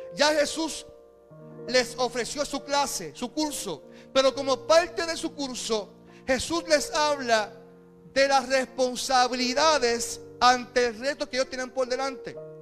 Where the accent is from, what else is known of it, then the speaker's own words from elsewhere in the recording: Carolina, Puerto Rico; also born or lived in Caguas; somos de Carolina y Carolina es un corillo